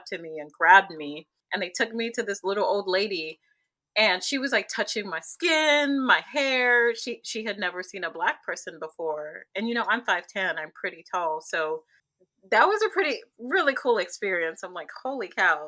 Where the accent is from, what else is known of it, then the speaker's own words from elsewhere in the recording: Zambia; now in United States; So I came from Zambia. It's a Central African country, landlocked.